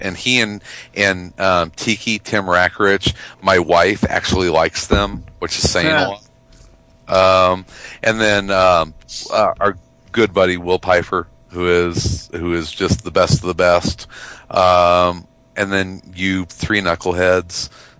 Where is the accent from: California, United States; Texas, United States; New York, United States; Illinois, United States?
Illinois, United States; Chicago; my hometown.